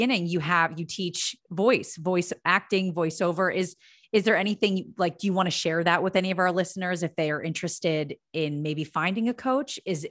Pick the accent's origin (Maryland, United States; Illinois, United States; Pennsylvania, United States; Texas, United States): Pennsylvania, United States; Philadelphia; moved away; So I'm originally from the Philadelphia area.